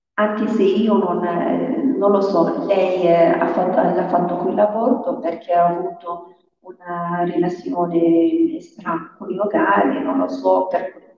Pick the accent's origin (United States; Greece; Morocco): Morocco; Italian is a second language; moved away as an adult; now in Rome, Italy; io non posso tornare al mio paese, a vivere nel mio paese